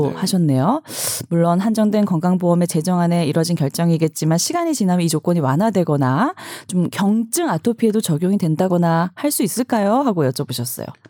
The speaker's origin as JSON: {"language": "Korean", "region": "Busan", "country": "South Korea", "tie": "born or raised there", "moved": "as an adult", "lives_now": "Seoul, South Korea", "said": "저는 어 부산이 고향이고 시댁도 부산이어서"}